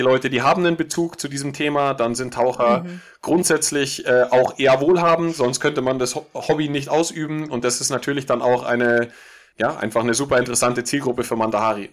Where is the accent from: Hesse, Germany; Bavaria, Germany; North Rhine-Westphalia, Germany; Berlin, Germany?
Bavaria, Germany; Munich; ich komme aus München